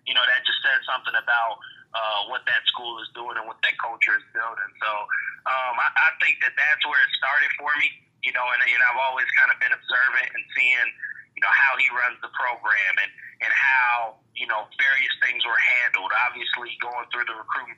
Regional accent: Chicago, Illinois, United States; also born or lived in South Dakota; I'm from the Chicago area. You know, as you read, I played high school football up at Barrington High School

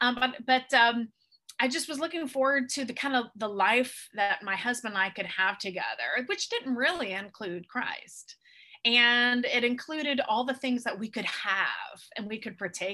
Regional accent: Tallahassee, Florida, United States; moved away as an adult; now in New York City, United States; I'm actually from Tallahassee, Florida. I was born and raised in North Florida

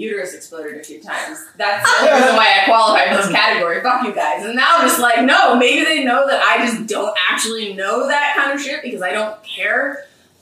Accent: Colonie, New York, United States; moved away as an adult; now in Monroe, New York, United States; I grew up in the Albany area

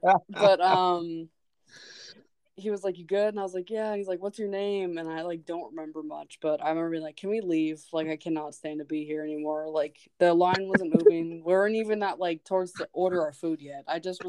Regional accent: Alaska, United States; moved away; also born or lived in Metlakatla; I'm from Alaska

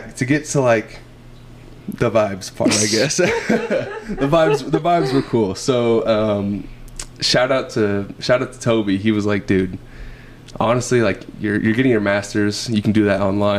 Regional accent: the South, United States; also born or lived in Springfield, Missouri; I'm from the South

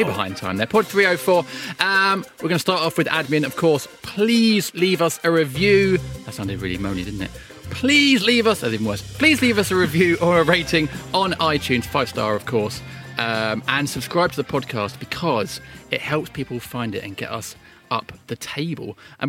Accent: Edenbridge, South East England, United Kingdom; growing up in Edenbridge, Kent

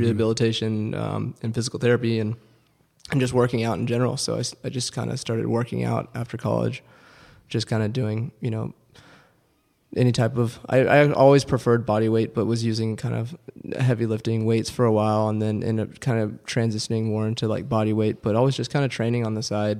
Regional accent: Houston, Texas, United States; growing up in Texas, it was cool to have, you know, to play football

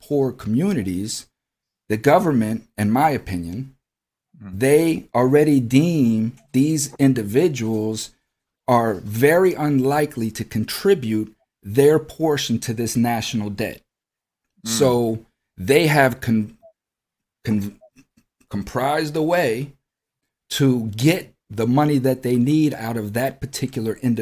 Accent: United States; We, as American citizens, are born into debt

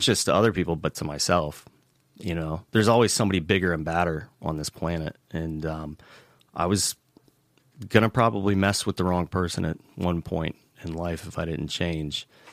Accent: Tampa, Florida, United States; moved away as an adult; also born or lived in New York; now in Salt Lake City, United States; I grew up in Tampa, Florida originally, um, left for the Marine Corps right out of high school

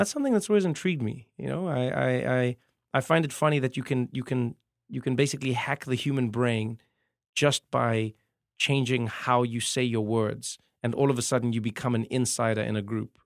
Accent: South Africa; moved away; as a South African comedian

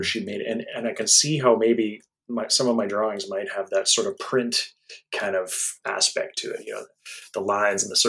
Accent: Alberta, Canada; I'm from Alberta

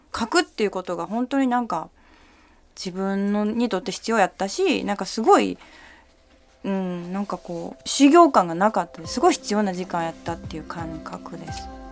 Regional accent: Kansai, Japan; moved away; also born or lived in Tehran, Iran / Osaka / Canada; 関西出身っていうのもあるんやけど

